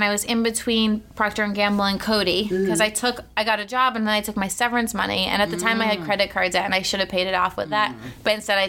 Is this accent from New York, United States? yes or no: no; Cape Cod, Massachusetts, United States; I grew up on Cape Cod